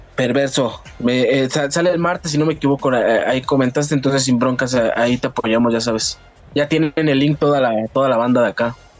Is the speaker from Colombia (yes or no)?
no; Cuautitlán Izcalli, State of Mexico, Mexico; de acá de Cotitlán Izcalli, Estado de México.